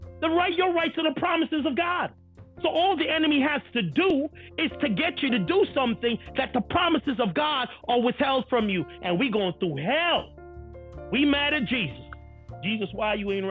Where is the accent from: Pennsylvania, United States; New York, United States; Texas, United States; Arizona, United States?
New York, United States; New York City; I'm from Brooklyn. I grew up in Brooklyn. That's how we talk.